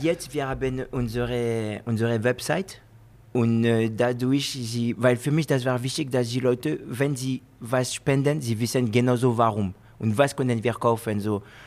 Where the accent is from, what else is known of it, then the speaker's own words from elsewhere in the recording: France; German is a second language; moved away as an adult; also born or lived in Guinea (ancestry) / Spain; now in Wolfsburg, Germany; Ich bin Franzose, geboren in Frankreich